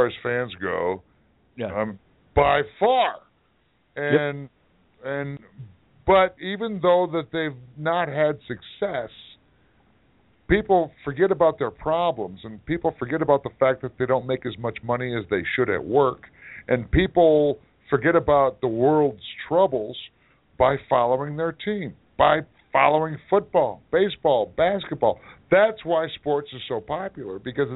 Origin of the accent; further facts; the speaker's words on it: Detroit, Michigan, United States; I grew up in Detroit, Michigan